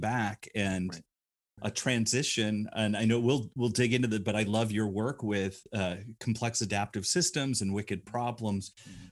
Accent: Rockford, Illinois, United States; I grew up in Northern Illinois, uh, so Rockford, mm-hmm. Illinois

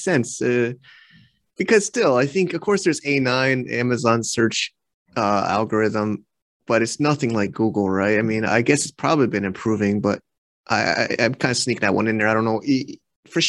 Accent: United States; now in China; we're both American

